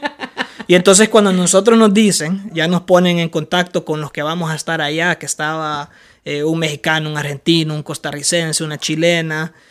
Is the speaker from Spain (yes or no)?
no; Honduras; yo vengo de Honduras